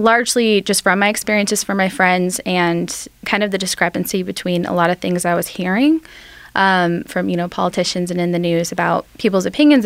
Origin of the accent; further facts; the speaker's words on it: Oklahoma City, Oklahoma, United States; I grew up mostly in Oklahoma City, and my family and I lived in Capitol Hill